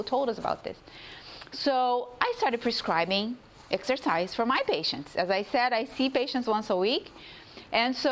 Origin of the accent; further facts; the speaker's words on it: Brazil; moved away; I come from Brazil too